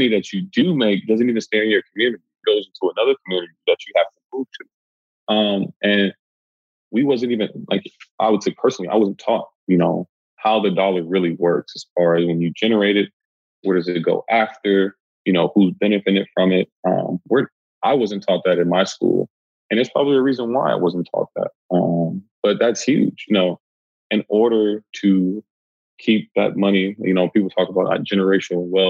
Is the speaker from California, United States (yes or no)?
yes; Los Angeles, California, United States; I'm from South Central